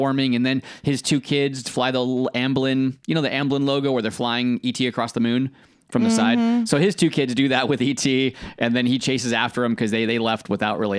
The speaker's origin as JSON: {"language": "English", "country": "United States", "said": "as an American"}